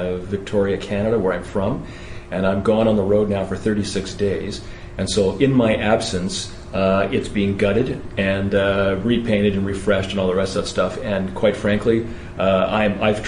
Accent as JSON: {"language": "English", "country": "United Kingdom", "moved": "yes", "said": "I'm actually from Britain originally"}